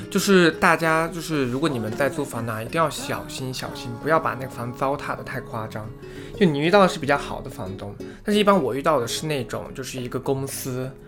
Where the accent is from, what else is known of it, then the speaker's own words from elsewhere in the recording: Yunnan, China; moved away as an adult; now in United States; 我的家乡是在，呃，云南那边